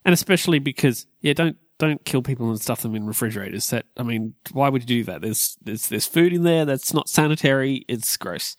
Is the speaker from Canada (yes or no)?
no; Australia; we're Australian